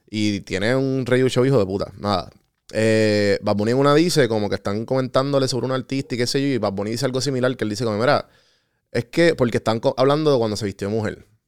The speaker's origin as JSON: {"language": "Spanish", "town": "San Juan", "country": "Puerto Rico", "also_born_or_lived": "Atlanta", "said": "Yo en Atlanta decía, no, yo soy de San Juan"}